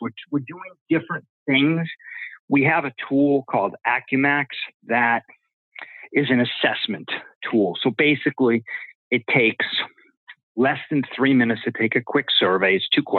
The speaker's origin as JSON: {"language": "English", "region": "East Coast", "country": "United States", "tie": "born or raised there", "said": "growing up on the East Coast"}